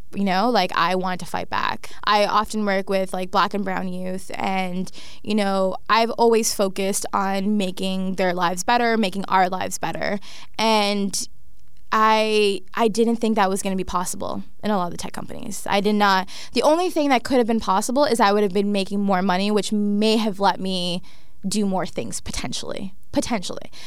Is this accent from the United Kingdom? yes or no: no; Toronto, Ontario, Canada; I was raised in Scarborough